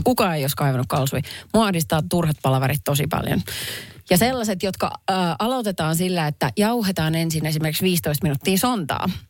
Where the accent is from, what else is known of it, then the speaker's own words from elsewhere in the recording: Perniö, Southwest Finland, Finland; moved away; sieltä, mistä minä olen kotoisin kylä, jossa asuu ehkä 5000 ihmistä.